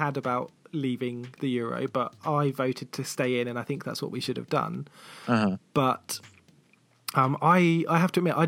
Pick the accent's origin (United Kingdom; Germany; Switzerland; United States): United Kingdom; south coast of the UK, England; from the south coast of the UK